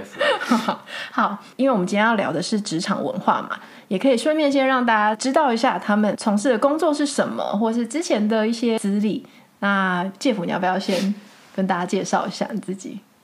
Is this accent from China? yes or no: no; Taiwan; now in Netherlands; 对我们台湾人而言是比较陌生一点点的